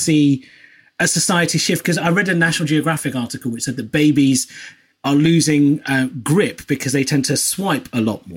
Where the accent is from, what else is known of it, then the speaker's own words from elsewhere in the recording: United Kingdom; I'm of a British Asian persuasion.